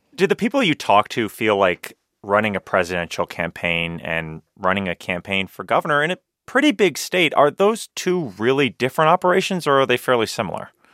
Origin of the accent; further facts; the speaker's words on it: Florida, United States; my home state of Florida